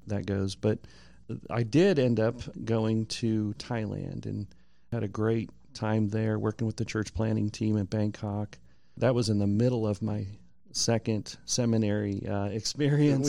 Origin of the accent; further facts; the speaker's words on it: California, United States; moved away as an adult; now in Columbia, United States; I'm from California originally.